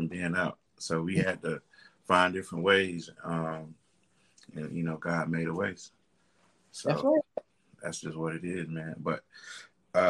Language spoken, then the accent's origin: English; Atlanta, Georgia, United States; I'm from Atlanta